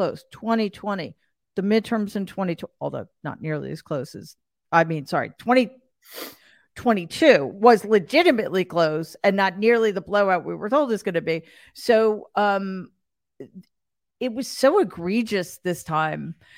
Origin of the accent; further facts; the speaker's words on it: New York, United States; As a New Yorker in particular and a Northeasterner in general